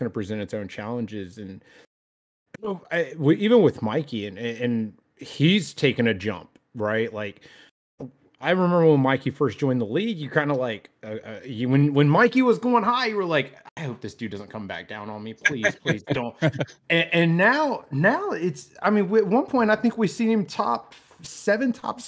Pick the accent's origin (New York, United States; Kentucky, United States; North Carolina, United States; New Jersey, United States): New York, United States; I work at a casino, okay? And then I'm from New York.